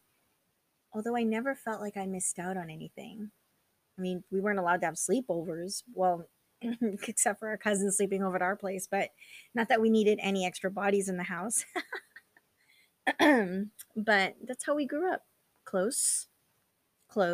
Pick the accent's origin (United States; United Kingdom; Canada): United States; California; also born or lived in Philippines; I was born in the Philippines and then moved to California when I was 4